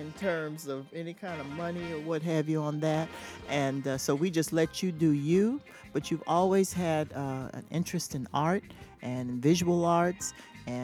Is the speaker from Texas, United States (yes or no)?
yes; San Antonio, Texas, United States; I'm originally from San Antonio, Texas, born and raised.